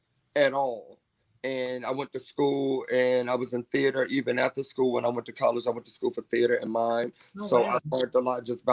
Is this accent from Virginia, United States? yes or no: yes; Virginia, United States; born there; Born in Virginia. My family lived in VA for a long time.